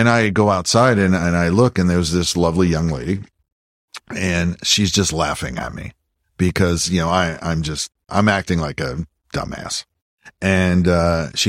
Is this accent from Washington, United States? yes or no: no; Pennsylvania, United States; moved away as an adult; also born or lived in Los Angeles; now in Austin, United States; I'm from Pennsylvania